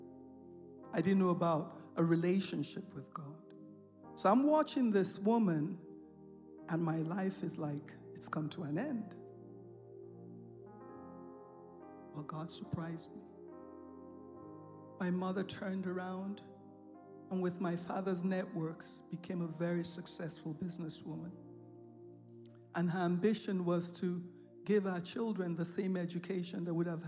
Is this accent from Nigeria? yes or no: yes; Nigeria; I grew up in Nigeria. I was born in Nigeria.